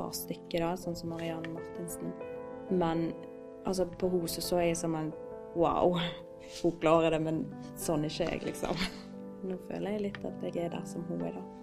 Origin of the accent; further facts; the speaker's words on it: Osterøy, Vestland, Norway; Eh, og jeg kommer fra Osterøy, eh, opprinnelig fra Colo